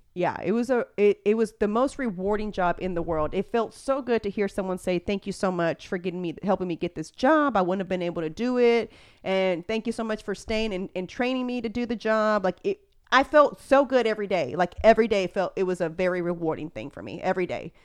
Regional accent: Houston, Texas, United States; I am from Spring Branch, so I grew up driving up and down that.

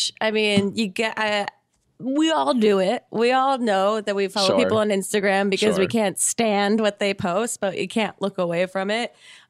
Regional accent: New Jersey, United States; I'm from South Jersey

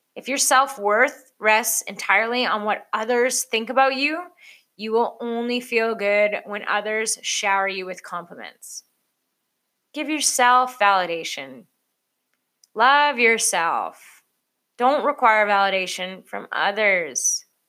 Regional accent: Canada; I'm Canadian.

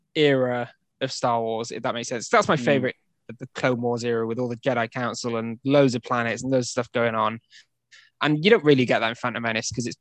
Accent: United Kingdom; We're British nerds

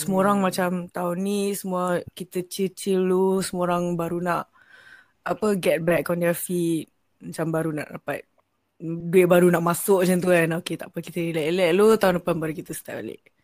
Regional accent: Selangor, Malaysia; Saya dari Selangor.

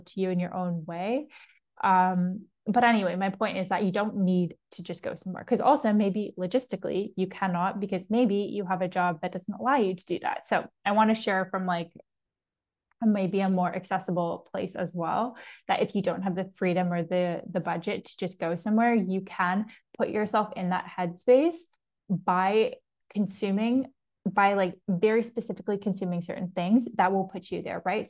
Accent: Toronto, Ontario, Canada; accent: Canadian; first language English; moved away; if you're in Toronto, like where I'm from

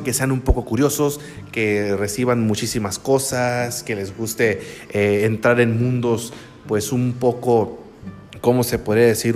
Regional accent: San Blas, Sinaloa, Mexico; also born or lived in El Fuerte, Sinaloa; soy originario de Sinaloa, aquí de la República Mexicana. Soy mexicano, nací en San Blas, un bonito pueblito que pertenece al municipio de El Fuerte, que está en el estado de Sinaloa

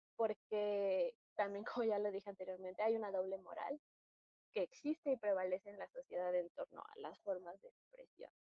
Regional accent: Mexico; como mexicanas nos compete mucho

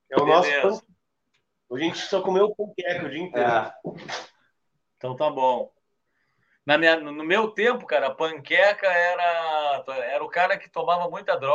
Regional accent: São Paulo, Brazil; born there; Vocês estão bem pertinho da onde eu nasci, cara. Eu nasci na Climação, que é aí do lado

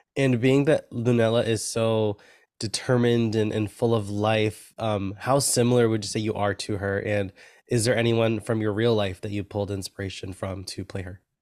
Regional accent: New York, United States; I'm a New Yorker. I'm in Brooklyn right now

